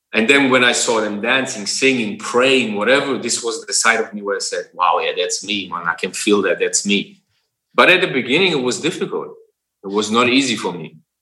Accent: Berlin, Germany; moved away as an adult; also born or lived in Ghana; I grew up in Germany where everything is like strict control

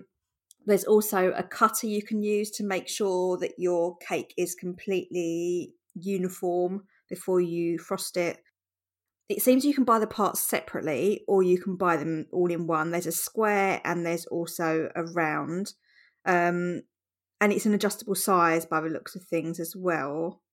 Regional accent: Ireland; I'm nearly 30 and I'm from Ireland.

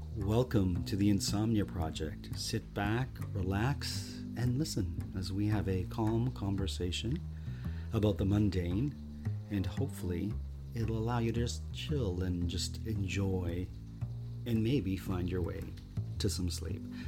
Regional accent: Canada; We're Canadian

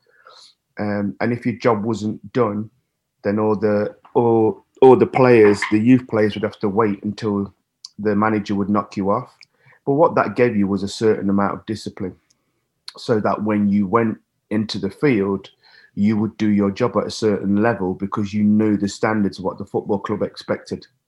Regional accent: Nottingham, East Midlands, United Kingdom; my hometown city

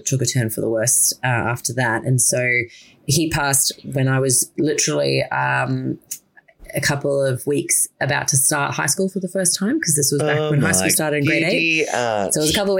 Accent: Yeppoon, Queensland, Australia; I grew up in small town Yeppoon, which is in central Queensland

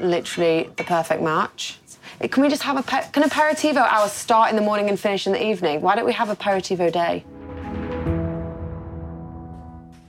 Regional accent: Yorkshire and the Humber, United Kingdom; I'm a big tea drinker because I'm from Yorkshire and I love Yorkshire tea

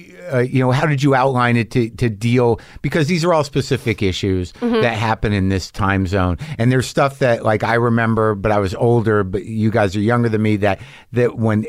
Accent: Southwest, United States; I grew up in the Southwest, and there was Icy's.

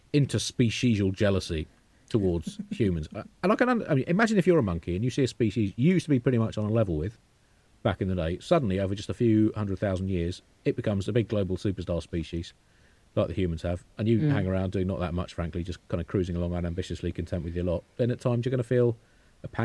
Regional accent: United Kingdom; I'm British

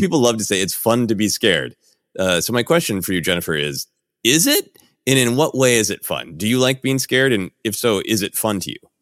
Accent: Minneapolis, Minnesota, United States; now in Los Angeles, United States; growing up in Minneapolis

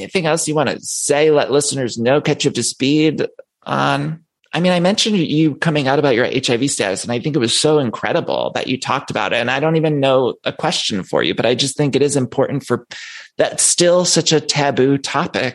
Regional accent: Solon, Ohio, United States; I grew up in Ohio.

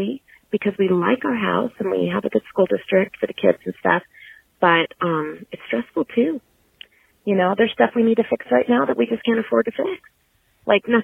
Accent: Santa Monica, California, United States; also born or lived in Ventura County; when I was growing up in Santa Monica, my parents, I think they would have liked to own a home.

